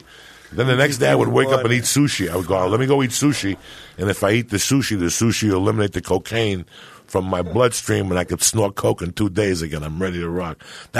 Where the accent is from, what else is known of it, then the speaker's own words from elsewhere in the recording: New York, United States; moved away as an adult; also born or lived in San Francisco; I saw more violence in 6 months in San Francisco in 1985 than I saw growing up in New York.